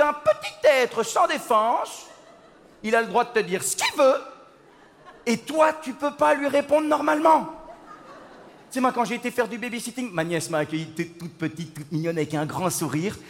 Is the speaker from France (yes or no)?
no; Belgium; je viens de Belgique. Je viens de Belgique